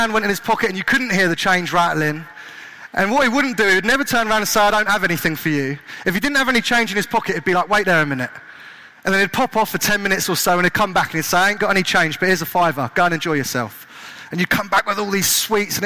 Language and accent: English; Kent, South East England, United Kingdom; now in Southampton, United Kingdom; I grew up in Kent